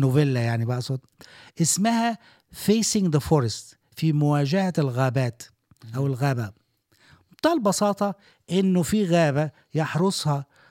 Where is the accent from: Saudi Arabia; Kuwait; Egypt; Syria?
Egypt; now in Dubai, United Arab Emirates; عندنا في مصر